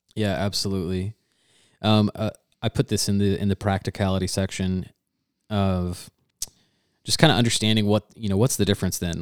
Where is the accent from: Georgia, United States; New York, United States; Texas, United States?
Georgia, United States; growing up in Georgia